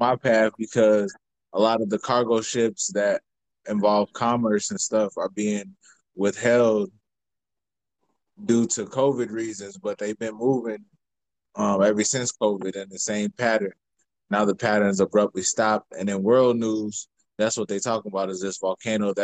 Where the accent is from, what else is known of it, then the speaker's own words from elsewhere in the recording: Chicago, Illinois, United States; now in Minnesota, United States; I'm from Chicago originally. I'm in Minnesota